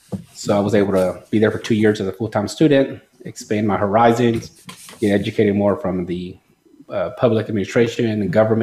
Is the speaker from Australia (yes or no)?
no; Mexico; now in United States; So what happened is around the time period I came from Mexico, there was a lawsuit.